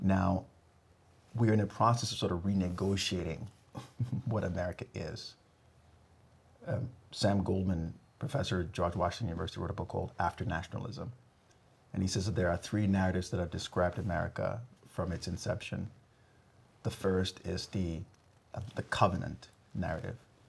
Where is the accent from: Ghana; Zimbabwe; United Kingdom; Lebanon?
Ghana; now in United States; I grew up in Ghana, West Africa.